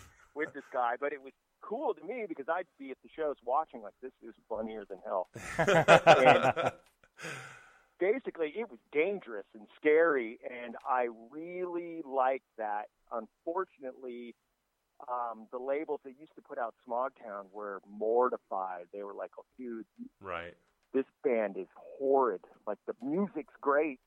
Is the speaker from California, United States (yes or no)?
yes; Costa Mesa, California, United States; moved away; also born or lived in San Ramon, California; I grew up in Costa Mesa, kind of like a beach town down here.